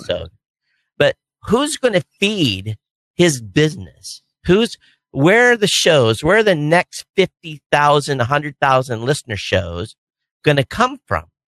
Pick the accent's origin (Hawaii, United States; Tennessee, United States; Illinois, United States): Hawaii, United States; I'm a guy from Hawaii